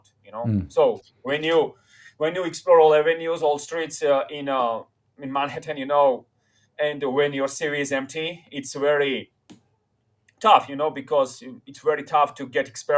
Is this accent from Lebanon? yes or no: no; Tbilisi, Georgia; moved away as an adult; now in New York City, United States; I come from Tbilisi, Georgia